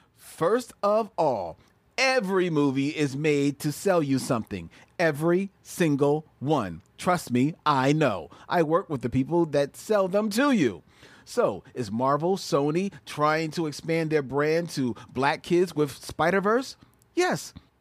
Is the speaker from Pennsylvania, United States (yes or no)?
yes; Philadelphia, Pennsylvania, United States; moved away as an adult; now in Los Angeles, United States; First of all, I'm from Philly and moved to L.A. to work in the business.